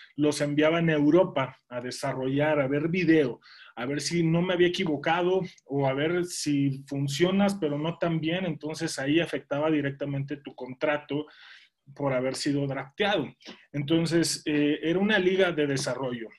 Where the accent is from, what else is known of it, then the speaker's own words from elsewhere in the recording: Mexico; also born or lived in Monterrey; yo soy de México